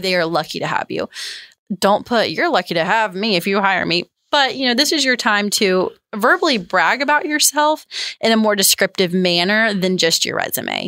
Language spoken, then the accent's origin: English; the South, United States; growing up in the South